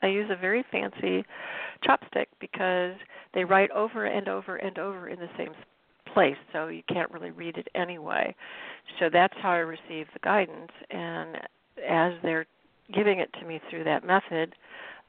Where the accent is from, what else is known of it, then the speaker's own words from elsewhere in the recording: Cook, Illinois, United States; moved away as an adult; now in Boston area, United States; I'm from Cook, Illinois